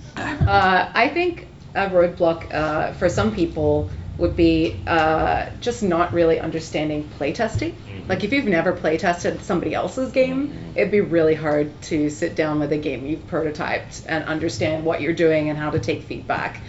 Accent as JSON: {"language": "English", "country": "Australia", "also_born_or_lived": "Brisbane, Australia", "moved": "as an adult", "lives_now": "Toronto, Canada", "said": "I'm from Australia, uh, and I was living in Brisbane"}